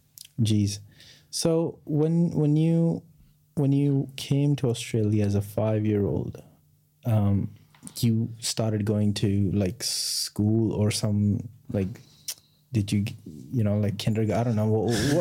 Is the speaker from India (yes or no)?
yes; India; moved away; So, it's very different to what we grew up back in India then.